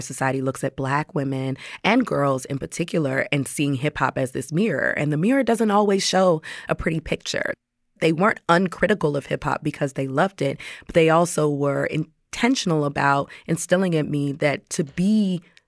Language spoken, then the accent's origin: English; Washington, District of Columbia, United States; growing up in Washington, D.C.